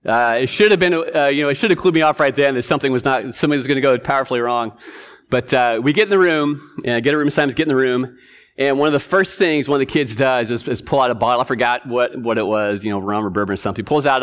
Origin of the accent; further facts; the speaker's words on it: Washington, United States; also born or lived in Rhode Island; So I grew up here in Washington. My father was stationed up at Whidbey, but we spent a couple years back in Rhode Island.